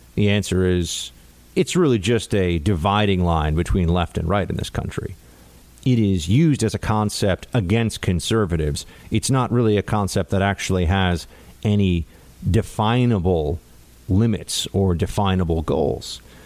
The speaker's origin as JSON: {"language": "English", "town": "New York City", "region": "New York", "country": "United States", "said": "as a New Yorker"}